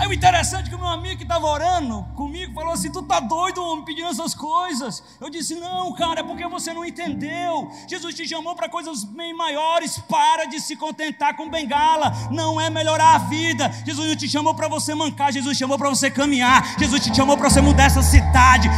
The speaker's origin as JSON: {"language": "Portuguese", "region": "interior of Ceará", "country": "Brazil", "said": "eu sou do interior do Ceará"}